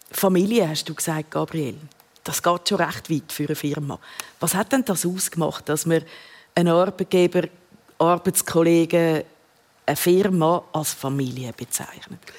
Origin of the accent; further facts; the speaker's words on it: Switzerland; Ist auch die grösste natürlich da äh, bei uns in der Schweiz.